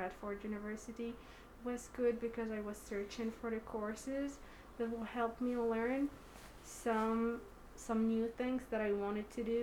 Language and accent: English; Morocco; also born or lived in United States; And I'm from Morocco, and I just got 21 years old